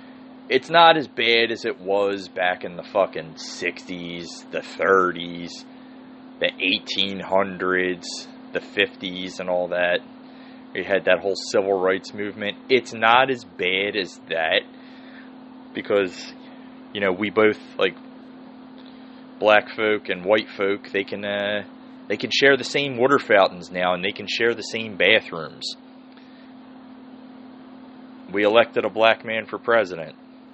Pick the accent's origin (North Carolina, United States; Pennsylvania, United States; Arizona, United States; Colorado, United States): Pennsylvania, United States; Philadelphia; growing up in Mayfair and Holmesburg